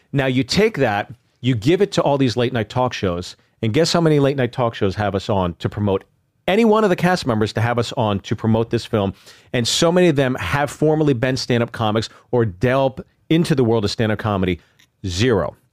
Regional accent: Pittsburgh, Pennsylvania, United States; also born or lived in New Jersey; I grew up in Pittsburgh

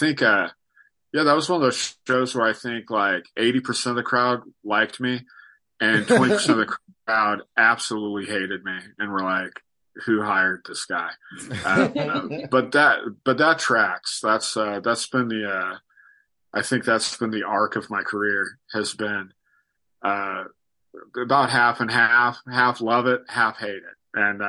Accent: Sacramento, California, United States; also born or lived in Riverside; Sacramento is definitely my hometown, but I was born in Riverside, down south. But we moved around a ton when I was a kid.

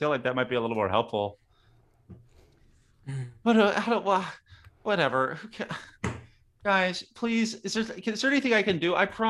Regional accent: Stillwell, Oklahoma, United States; I'm from Stillwell, Oklahoma.

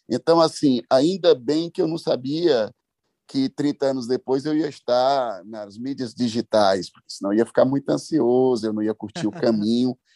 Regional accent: Itainópolis, Piauí, Brazil; now in São Bernardo do Campo, Brazil; Eu vou, eu sou piauiense, todos sabem, eu estive lá, ah, cheguei há oito dias atrás, fiquei 15 dias com meus pais, meus amigos, minha terra, na cidade de Itainópolis.

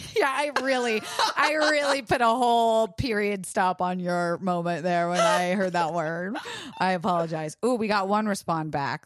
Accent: Florida, United States; I was raised in Florida

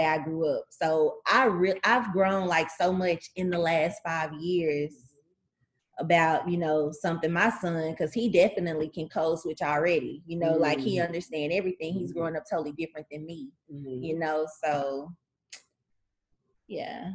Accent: Tyler, Texas, United States; I grew up in Tyler, Texas.

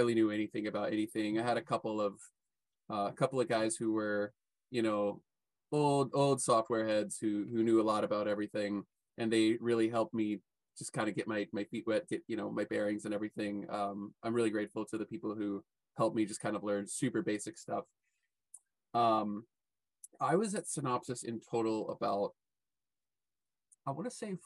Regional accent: Louisville, Kentucky, United States; moved away as an adult; also born or lived in San Francisco; my hometown, which is Louisville, Kentucky

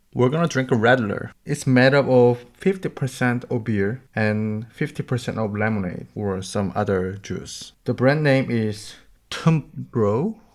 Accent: South Korea; now in Germany; from South Korea.

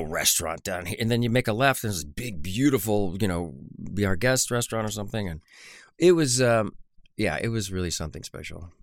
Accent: Orange County, California, United States; I grew up in Orange County

